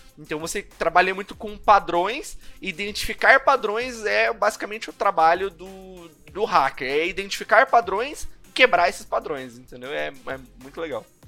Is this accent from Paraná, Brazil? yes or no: yes; Curitiba, Paraná, Brazil; numa empresa é, de educação aqui de Curitiba, eu sou de Curitiba.